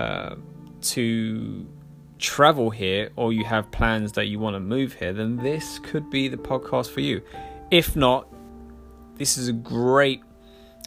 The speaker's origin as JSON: {"language": "English", "region": "London", "country": "United Kingdom", "said": "I'm from London."}